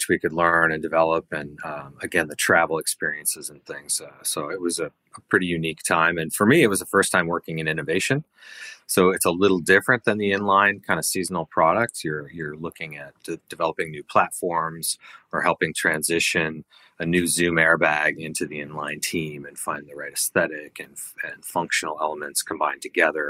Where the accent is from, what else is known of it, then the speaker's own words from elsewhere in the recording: a suburb of Minneapolis, Minnesota, United States; moved away as an adult; also born or lived in Rhode Island; I grew up in Minnesota, a suburb of Minneapolis